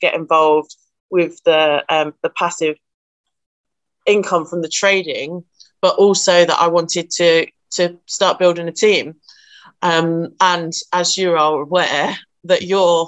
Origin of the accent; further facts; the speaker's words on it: Nottinghamshire, East Midlands, United Kingdom; I am from Nottinghamshire